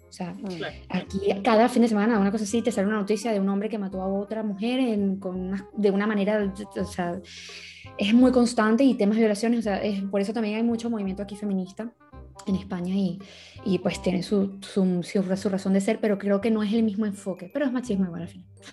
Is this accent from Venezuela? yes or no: yes; Venezuela; now in Spain; yo me crié en Venezuela, yo soy venezolana y mis abuelos son españoles